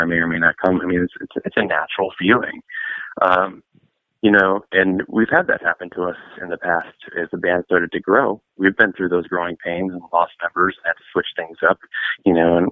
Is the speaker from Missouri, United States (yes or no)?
no; Detroit, Michigan, United States; we're from Detroit, Michigan too